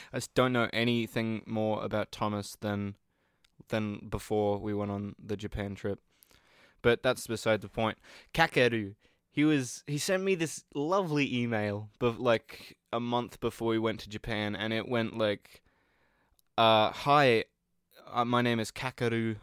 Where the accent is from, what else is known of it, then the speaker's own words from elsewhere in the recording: Australia; I'm Australian